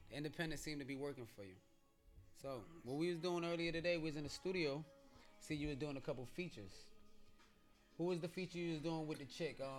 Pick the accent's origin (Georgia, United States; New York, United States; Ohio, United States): New York, United States; Mount Vernon; also born or lived in Yonkers; I'm from Mount Vernon